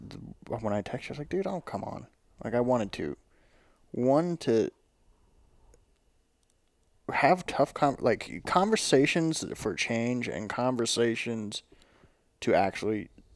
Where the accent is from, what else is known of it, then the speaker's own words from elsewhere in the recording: the South, United States; we're from the South, this is what we